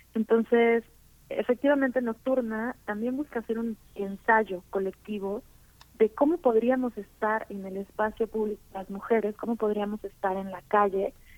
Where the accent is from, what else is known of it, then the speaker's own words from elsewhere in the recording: Tuxtla Gutiérrez, Chiapas, Mexico; moved away as an adult; Yo soy originaria de Tuxtla Gutiérrez, Chiapas.